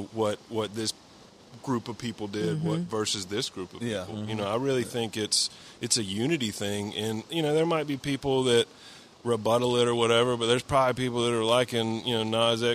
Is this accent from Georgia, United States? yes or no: yes; Columbus, Georgia, United States; also born or lived in Phenix City, Alabama; I grew up in Columbus, Georgia, and I grew up in Phoenix, Alabama.